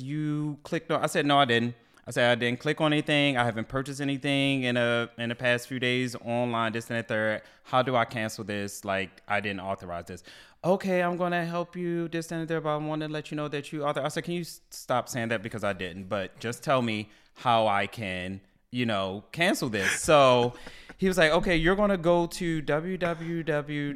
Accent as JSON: {"language": "English", "town": "Baltimore", "region": "Maryland", "country": "United States", "moved": "yes", "lives_now": "DMV, United States", "said": "I'm from Baltimore. I said, you know, originally from Baltimore, but I live, you know, down here in DMV now"}